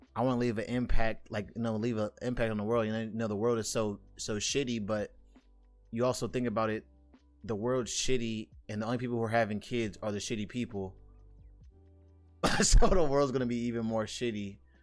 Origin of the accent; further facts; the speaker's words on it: United States; I'm an American